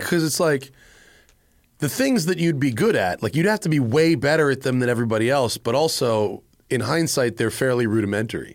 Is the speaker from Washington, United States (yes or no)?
no; Greenwich, Connecticut, United States; I'm from Greenwich, Connecticut